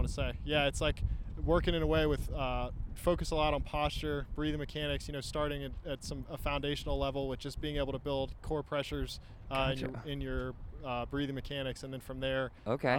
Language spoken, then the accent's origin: English; Virginia, United States; moved away as an adult; also born or lived in Singapore / Dubai; now in Austin, United States; I'm from Virginia originally.